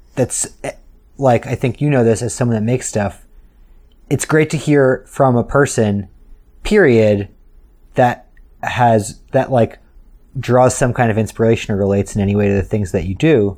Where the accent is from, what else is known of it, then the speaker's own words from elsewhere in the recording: New York City, New York, United States; as a New Yorker